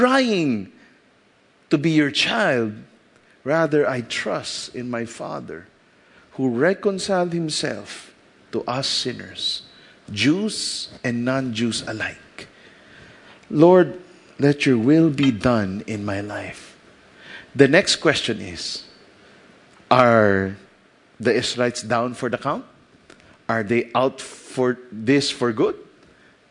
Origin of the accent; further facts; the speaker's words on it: Philippines; As a Filipino Chinese, I am chosen of God.